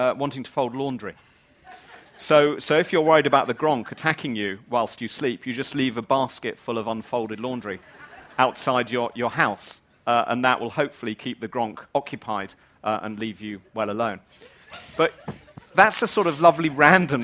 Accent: England, United Kingdom; moved away as an adult; now in Wales, United Kingdom; I'm not Welsh, I'm English.

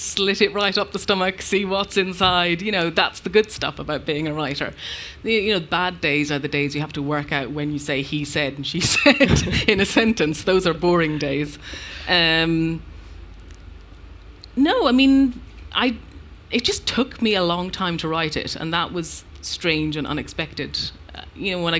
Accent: Ireland; moved away; also born or lived in London; I am an Irish person and an Irish writer.

